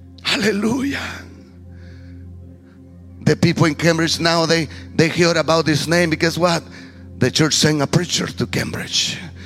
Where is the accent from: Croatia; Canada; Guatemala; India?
Guatemala; accent: heavy; English is a second language; moved away as an adult; also born or lived in Petén, Guatemala; now in Zanesville, United States; a man that's not from this country. Yes, now thank God, a U.S. citizen. But I come from Guatemala